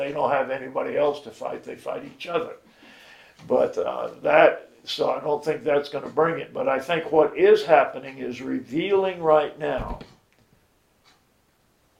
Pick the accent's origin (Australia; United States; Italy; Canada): United States; Miami, Florida; I grew up in Miami